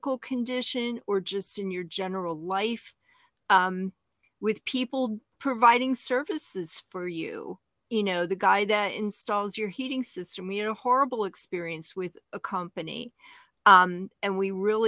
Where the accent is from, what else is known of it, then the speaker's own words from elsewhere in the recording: New York City, New York, United States; now in Southeastern Virginia, United States; I'm from Brooklyn, New York